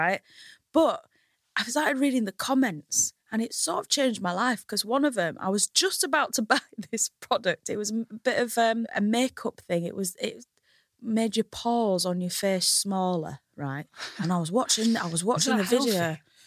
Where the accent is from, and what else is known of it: Hull, Yorkshire and the Humber, United Kingdom; moved away as an adult; now in London, United Kingdom